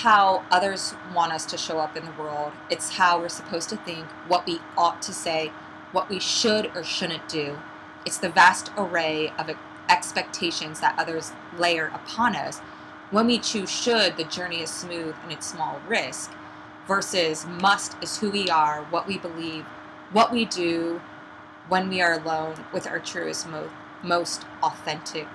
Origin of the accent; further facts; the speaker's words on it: Midwest, United States; moved away as an adult; now in New York City, United States; I'm originally from the Midwest, and I've been in New York City for 8 years now